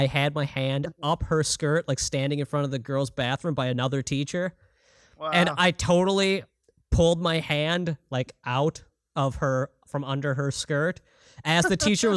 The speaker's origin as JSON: {"language": "English", "region": "Minnesota", "country": "United States", "said": "I'm from Minnesota, which is almost like Canadian in some elements"}